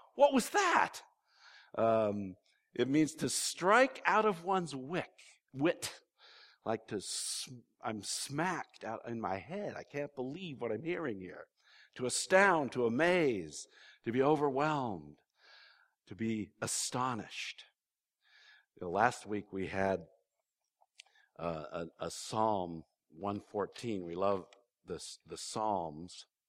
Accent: California, United States; I'm a Californian

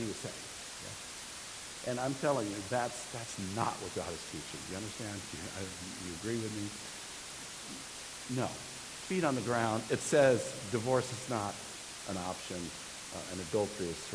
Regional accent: California, United States; this great state of ours, my home state

